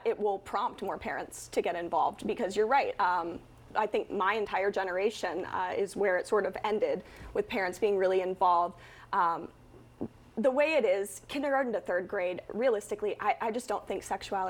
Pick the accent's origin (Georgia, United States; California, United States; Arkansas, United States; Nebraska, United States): Nebraska, United States; moved away; I'm from Nebraska, so I did not go to school in Florida.